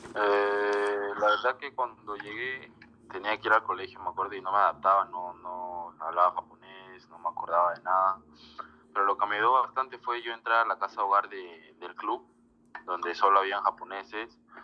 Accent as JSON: {"language": "Spanish", "country": "Peru", "said": "como todo peruano"}